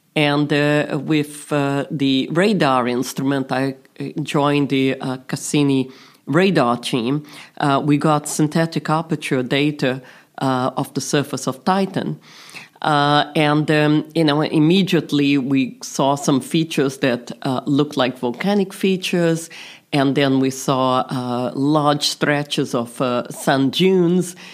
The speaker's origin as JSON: {"language": "English", "country": "Brazil", "tie": "born or raised there", "also_born_or_lived": "London", "moved": "yes", "said": "I was this little girl growing up in Brazil"}